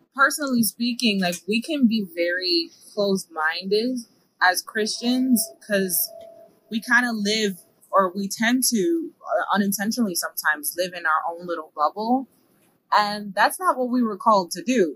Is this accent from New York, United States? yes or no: yes; New York City, New York, United States; moved away as an adult; now in Lebanon, Pennsylvania, United States; I was born and raised in the Bronx, New York